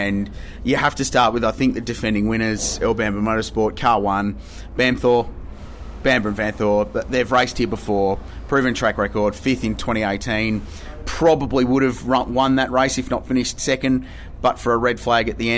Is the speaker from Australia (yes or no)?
yes; Australia; as an Australian